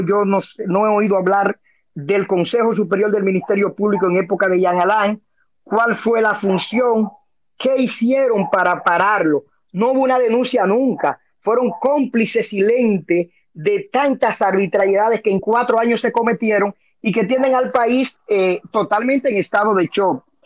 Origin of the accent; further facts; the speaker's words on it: Dominican Republic; como dominicano, como abogado